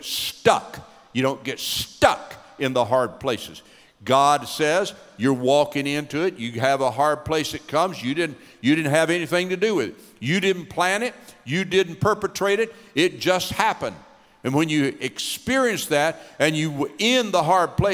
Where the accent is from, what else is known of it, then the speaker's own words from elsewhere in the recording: Knoxville, Tennessee, United States; moved away; We're from East Tennessee, grew up in Knoxville, Tennessee